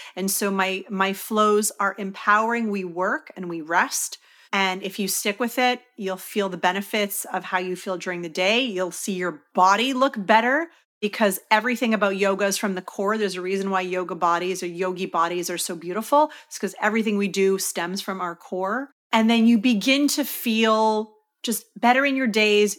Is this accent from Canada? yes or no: yes; Canada; I'm from Canada